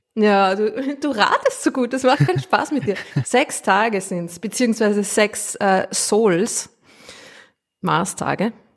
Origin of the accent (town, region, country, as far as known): Austria; accent: Austrian